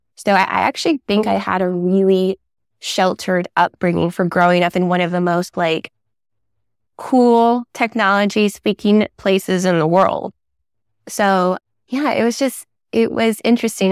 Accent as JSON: {"language": "English", "town": "San Jose", "region": "California", "country": "United States", "tie": "born or raised there", "said": "I was raised in Silicon Valley, white suburbia, working class parents"}